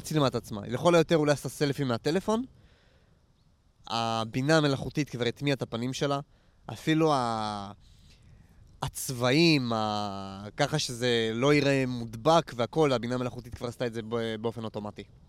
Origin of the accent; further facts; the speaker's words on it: Nof HaGalil, Northern District, Israel; moved away; אני גדלתי, אני גדלתי פה בסביבה, אני מנצרת עילית במקור, נוף הגליל, אבל כל האזור של העמק, אני גדלתי פה